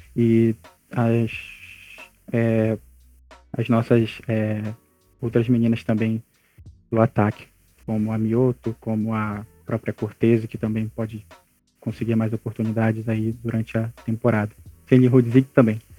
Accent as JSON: {"language": "Portuguese", "region": "Amapá", "country": "Brazil", "said": "sou do estado do Amapá, do Norte"}